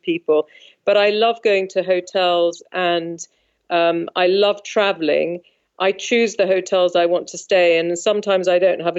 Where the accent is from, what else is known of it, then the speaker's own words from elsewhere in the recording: London, United Kingdom; also born or lived in South Africa; my father was British, and I've lived in London all my life.